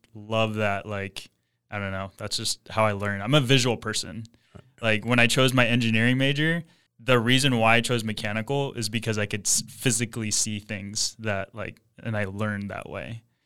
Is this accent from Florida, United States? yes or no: no; Ventura, California, United States; I grew up Ventura, born and raised